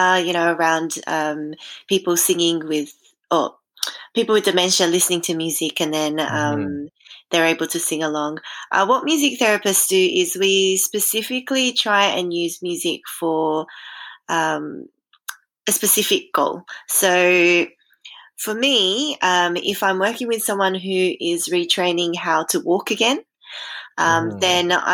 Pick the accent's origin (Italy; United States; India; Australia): Australia; accent: Australian; I'm sure you can tell from my accent, I'm from Australia